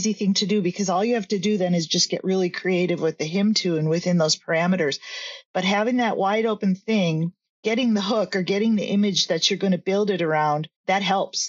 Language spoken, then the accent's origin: English; Wisconsin, United States; I'm a Wisconsin girl and I grew up on the Great Lakes